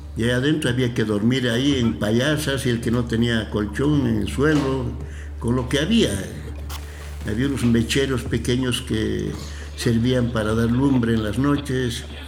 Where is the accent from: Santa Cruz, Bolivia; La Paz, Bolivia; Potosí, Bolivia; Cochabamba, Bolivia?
Cochabamba, Bolivia; yo soy cochabambino